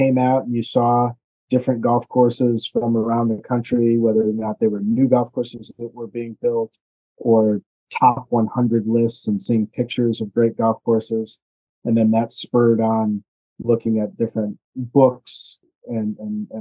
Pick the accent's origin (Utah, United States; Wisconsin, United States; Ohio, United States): Wisconsin, United States; Madison; moved away as an adult; also born or lived in Baltimore / Palo Alto, California; I grew up in Madison, Wisconsin